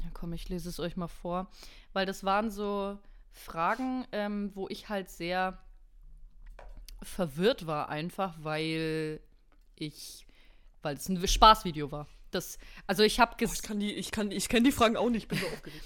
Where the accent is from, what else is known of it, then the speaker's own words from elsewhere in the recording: Germany; für mich als Deutsche